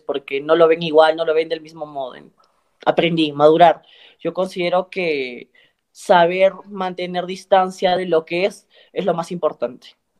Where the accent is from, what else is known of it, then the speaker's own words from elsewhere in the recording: Cusco, Peru; yo soy cusqueña